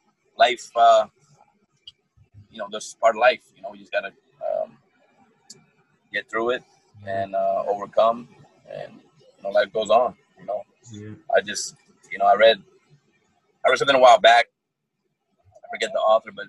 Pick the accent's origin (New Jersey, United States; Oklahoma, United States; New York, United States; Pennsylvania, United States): Pennsylvania, United States; Allentown; now in Fort Myers, United States; I'm originally from Allentown, Pennsylvania. I was born and raised.